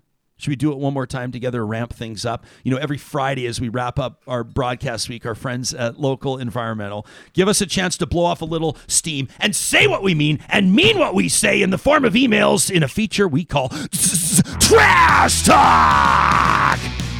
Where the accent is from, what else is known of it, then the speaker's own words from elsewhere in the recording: Saskatchewan, Canada; born there; also born or lived in Alberta; I was born in Saskatchewan, but I've lived here for almost 20 years